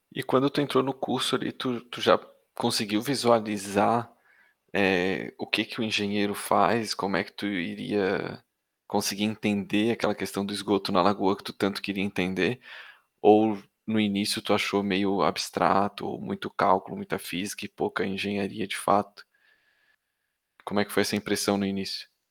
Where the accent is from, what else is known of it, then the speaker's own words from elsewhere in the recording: Florianópolis, Santa Catarina, Brazil; eu, que também sou manezinho